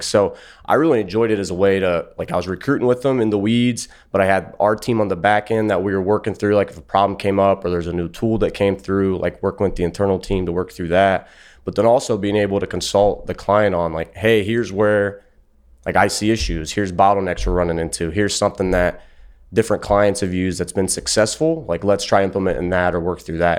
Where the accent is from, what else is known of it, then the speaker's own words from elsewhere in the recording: Ohio, United States; I'm from Ohio